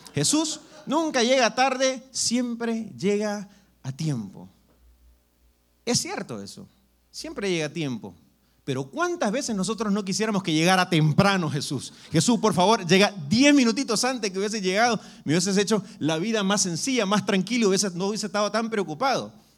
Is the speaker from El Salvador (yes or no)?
yes; El Salvador; moved away; yo soy del Salvador